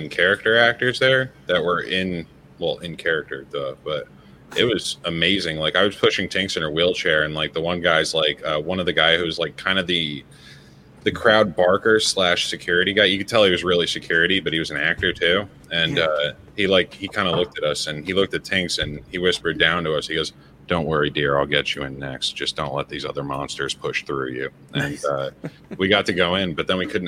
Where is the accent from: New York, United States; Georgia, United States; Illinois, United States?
New York, United States; as a New Yorker